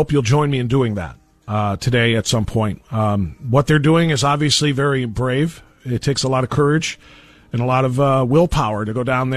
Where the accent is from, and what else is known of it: Ohio, United States; also born or lived in California / Orlando